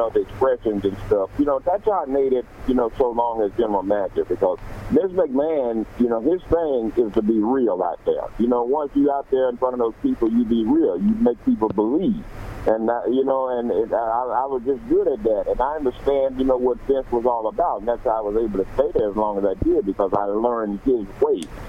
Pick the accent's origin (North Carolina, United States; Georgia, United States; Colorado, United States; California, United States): Georgia, United States; Atlanta; I'm from Atlanta, Georgia